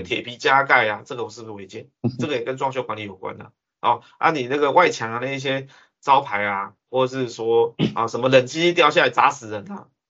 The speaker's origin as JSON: {"language": "Chinese", "country": "Taiwan", "said": "我们台湾人"}